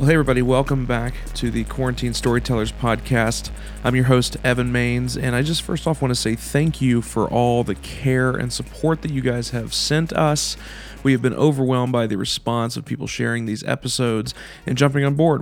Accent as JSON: {"language": "English", "region": "Kentucky", "country": "United States", "said": "I'm from Kentucky"}